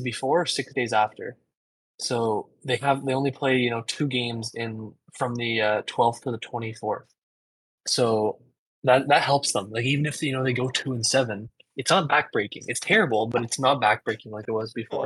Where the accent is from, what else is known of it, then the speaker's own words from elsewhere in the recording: Canada; I'm Canadian